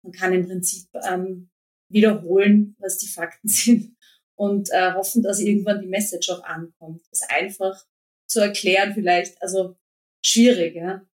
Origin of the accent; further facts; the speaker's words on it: Vienna, Austria; Eigentlich komme ich aus Wien, aber ich habe, äh, wir haben so, e, wie, viele in Österreich, äh, sind wir zur Hälfte eigentlich ähm, aufgewachsen in Niederösterreich